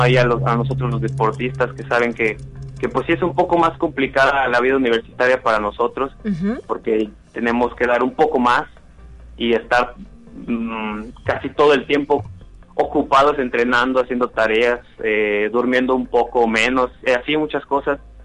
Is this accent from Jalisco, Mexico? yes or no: no; Rioverde, San Luis Potosí, Mexico; soy de Río Verde, estaba entrenando en Río Verde